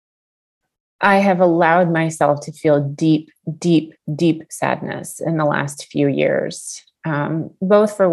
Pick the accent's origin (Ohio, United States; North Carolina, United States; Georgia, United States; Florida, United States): Georgia, United States; Atlanta; I grew up in Atlanta, and we would go see the Atlanta Braves